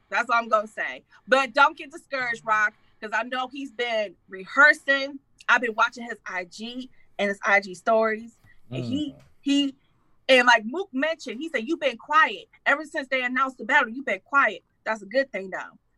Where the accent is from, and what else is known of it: Detroit, Michigan, United States